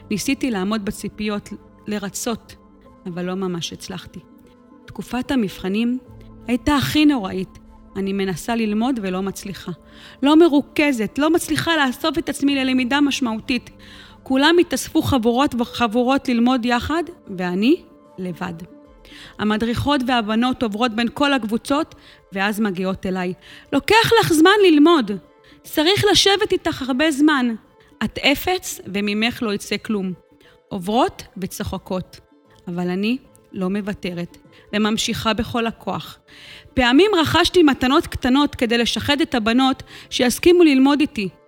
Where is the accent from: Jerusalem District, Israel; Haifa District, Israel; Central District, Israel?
Haifa District, Israel; Or Akiva; גדלתי כאן, באור עקיבא. אני הגדולה מבין שלושה אחים.